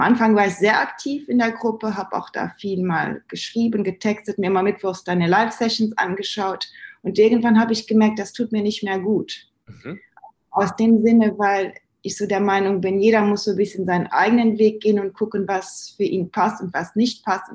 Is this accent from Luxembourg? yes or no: yes; Luxembourg; moved away as an adult; now in Germany; ich bin Luxemburgerin ursprünglich